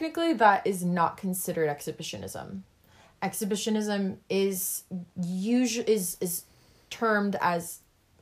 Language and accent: English; Southern California, United States; I growing up in Southern California